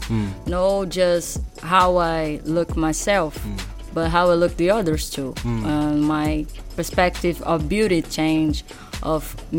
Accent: Rio de Janeiro, Brazil; also born or lived in São Paulo; I'm from the North Zone, a neighborhood called Anchieta, and from a favela called Complexo do Chapadão.

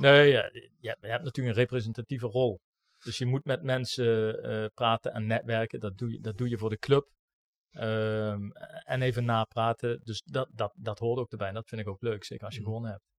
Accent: Maastricht, Limburg, Netherlands; als Maastrichtenaar binnen Roda

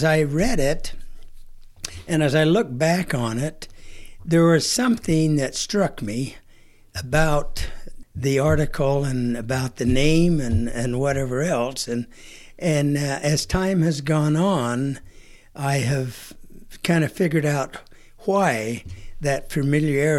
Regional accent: Delta, Utah, United States; moved away as an adult; also born or lived in Salt Lake City, Utah; now in Boise, United States; I was born and raised in Delta, Utah, okay, which is in the western part of Utah near Ely, Nevada

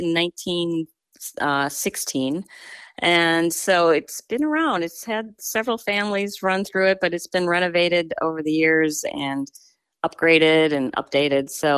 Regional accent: Wisconsin, United States; moved away as an adult; also born or lived in Eugene, Oregon; now in Dundee, United States; I consider myself now an Oregonian, even though I grew up in Wisconsin.

